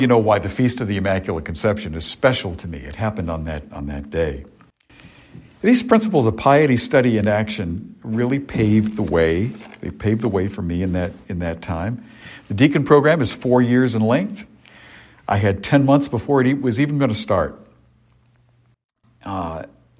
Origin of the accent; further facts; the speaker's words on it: Cape Cod, Massachusetts, United States; growing up on Cape Cod.